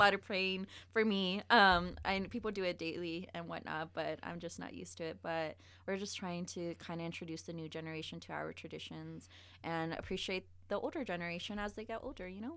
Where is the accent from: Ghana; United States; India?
United States; Las Vegas, Nevada; moved away; also born or lived in Reno, Nevada; I was born in Reno, but I grew up on the east side of Vegas